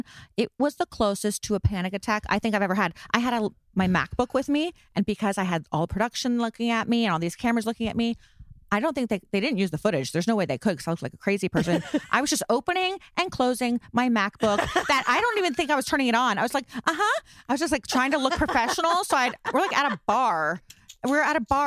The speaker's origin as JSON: {"language": "English", "town": "Melbourne Beach", "region": "Florida", "country": "United States", "said": "I'm from Melbourne. I'm from the East Coast of Florida"}